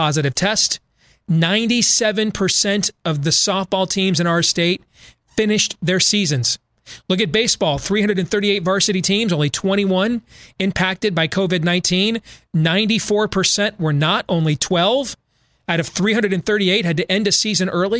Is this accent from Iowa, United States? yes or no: yes; Iowa, United States; my home state